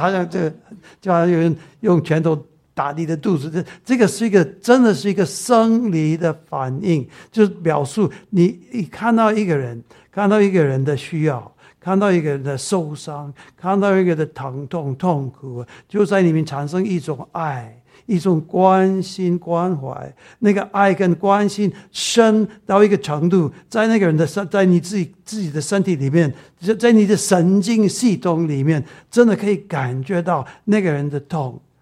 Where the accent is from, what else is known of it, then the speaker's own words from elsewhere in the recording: Taiwan; accent: Taiwanese Mandarin; 我台湾国语